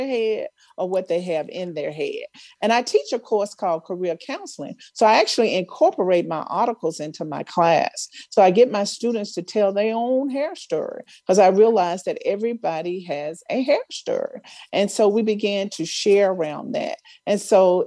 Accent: Mound Bayou, Mississippi, United States; moved away; I grew up in Mount Bayou, Mississippi, which is a historically Black town

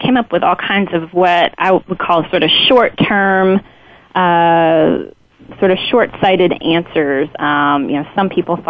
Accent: Lexington, Kentucky, United States; moved away; I grew up in Kentucky and went to college in Kentucky

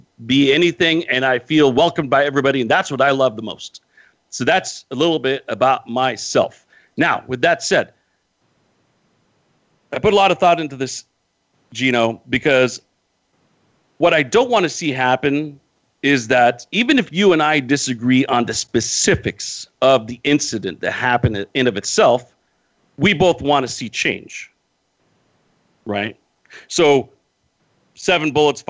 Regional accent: Modesto, California, United States; I live in the United States, born and raised here

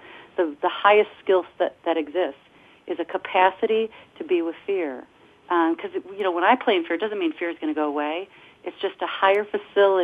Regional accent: Detroit, Michigan, United States; I'm from Detroit

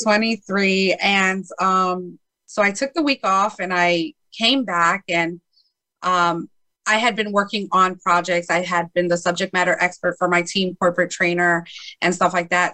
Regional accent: Chicago, Illinois, United States; I was born in Chicago, Illinois.

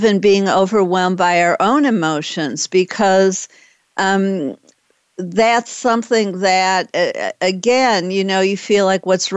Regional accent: Detroit, Michigan, United States; also born or lived in Boston; now in Dallas, United States; I used to live in Boston, and I was born in Detroit, so I'm in Dallas now

